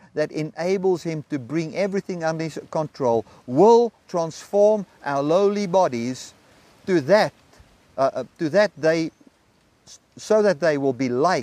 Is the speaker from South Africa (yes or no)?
yes; South Africa; As I sit here in Zambia, I'm a South African citizen, although I'm in Zambia